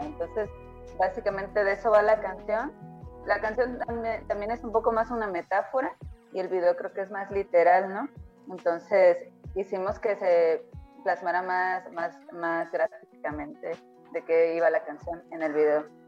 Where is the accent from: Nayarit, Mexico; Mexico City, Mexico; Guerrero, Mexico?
Nayarit, Mexico; Tepic; nosotras somos acá de Tepic, Nayarit